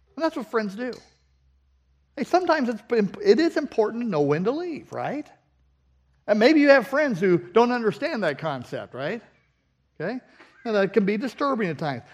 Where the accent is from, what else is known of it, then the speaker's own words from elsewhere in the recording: Southern California, United States; moved away; We grew up in Southern California